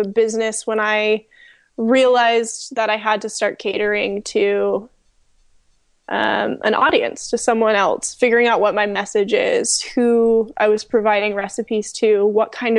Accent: the South, United States; moved away; also born or lived in Southern California; I was born and raised in the South

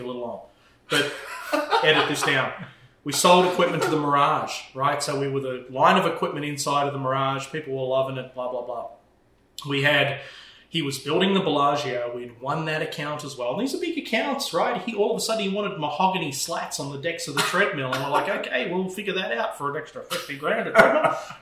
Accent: Melbourne, Victoria, Australia; accent: Australian; moved away as an adult; also born or lived in Arizona; now in United States; I'm from Melbourne

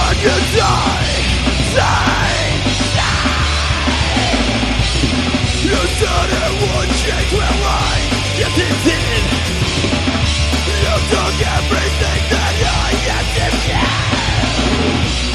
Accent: Sugarloaf, California, United States; we're from Big Bear, small little town called Sugarloaf right next to it

